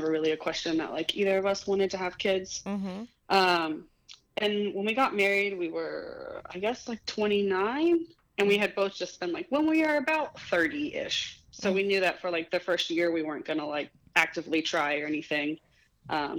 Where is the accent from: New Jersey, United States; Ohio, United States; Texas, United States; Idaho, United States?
Ohio, United States; Cincinnati; accent: northern; moved away as an adult; also born or lived in Florence, Kentucky / Columbia, South Carolina; I grew up in Cincinnati, outside of Kentucky area. So, and I lived here pretty much my whole life.